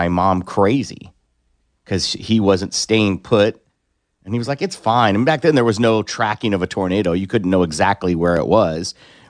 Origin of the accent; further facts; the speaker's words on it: Iowa, United States; now in Tulsa, United States; I was little growing up in Iowa.